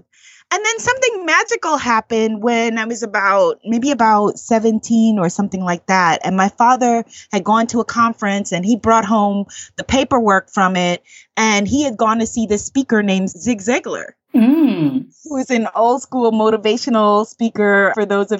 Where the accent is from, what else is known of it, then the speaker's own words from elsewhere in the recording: New York City, New York, United States; accent: Guyanese; in my neighborhood where I grew up in Queens, New York